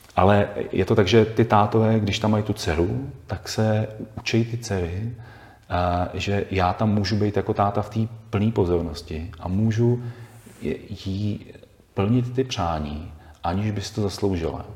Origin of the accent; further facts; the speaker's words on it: Bohemia, Czechia; u nás v Čechách